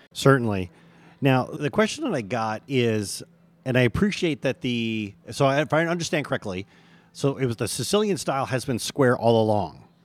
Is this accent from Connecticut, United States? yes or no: no; Michigan, United States; moved away; also born or lived in California; I'm originally from Michigan